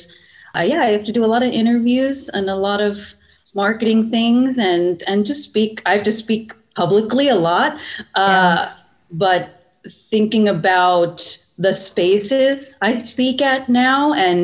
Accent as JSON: {"language": "English", "region": "central Pennsylvania", "country": "United States", "tie": "born or raised there", "said": "I grew up in central Pennsylvania, very suburban"}